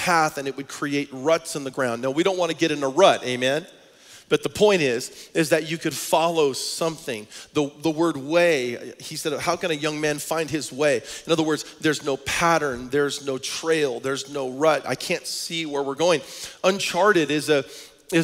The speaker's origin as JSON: {"language": "English", "town": "Portland", "region": "Oregon", "country": "United States", "tie": "born or raised there", "moved": "yes", "said": "my hometown where we come from in Portland, Oregon"}